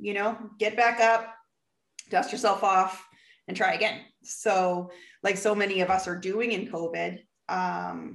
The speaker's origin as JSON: {"language": "English", "town": "Vancouver", "region": "British Columbia", "country": "Canada", "accent": "Canadian", "said": "I'm from Canada, Vancouver, British Columbia."}